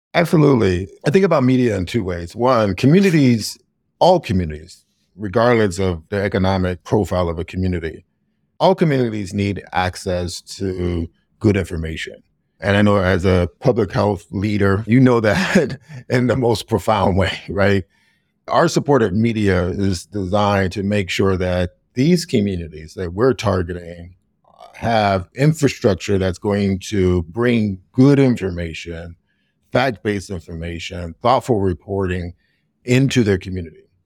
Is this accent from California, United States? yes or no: no; Youngstown, Ohio, United States; moved away as an adult; also born or lived in Oberlin, Ohio; now in Chicago, United States; my hometown of Youngstown, Ohio.